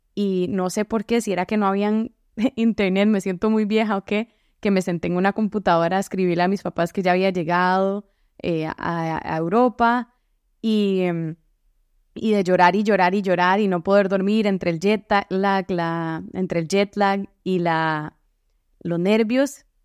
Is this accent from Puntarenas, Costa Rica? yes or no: no; San José, Costa Rica; moved away as an adult; also born or lived in Boston; now in Seattle, United States; Soy de San José y crecí ahí